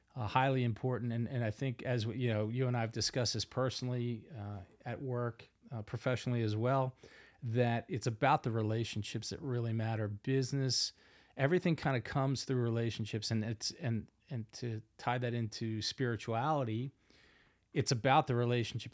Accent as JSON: {"language": "English", "town": "Philadelphia", "region": "Pennsylvania", "country": "United States", "tie": "born or raised there", "accent": "Northeast", "said": "I have a, a Northeast accent, born and raised in Philadelphia, Pennsylvania"}